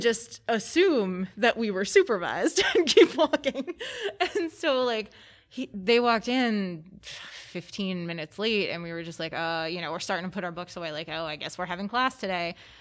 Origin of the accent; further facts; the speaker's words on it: Pennsylvania, United States; I was 90 minutes from New York City. Mm-hmm. Um, it was middle of the woods, Pennsylvania